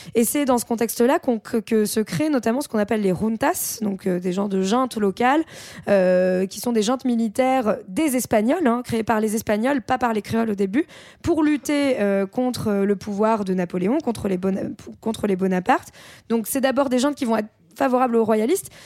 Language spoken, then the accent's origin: French; France; en tant que Français